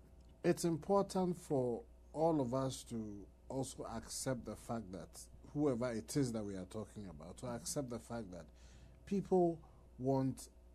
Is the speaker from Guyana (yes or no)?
no; Ghana; growing up in Ghana